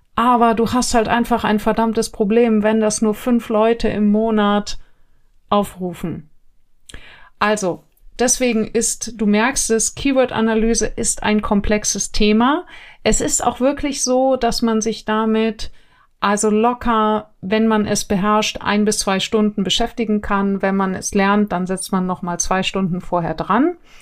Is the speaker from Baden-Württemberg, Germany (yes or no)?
no; Neubiberg, Bavaria, Germany; wo ich herkomme, äh, Neubiberg, wirklich mini kleines Kraft bei München